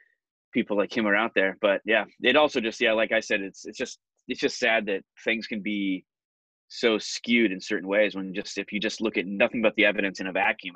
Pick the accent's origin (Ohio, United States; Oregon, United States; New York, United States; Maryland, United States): Oregon, United States; Portland; also born or lived in Los Angeles, California / Asia; we moved up here when I was like 6 or 7, and I spent all my life since then, you know, other than a few years over in Asia and a couple of years moving back to LA for work. Like, I mean, the majority of my life, like in Portland.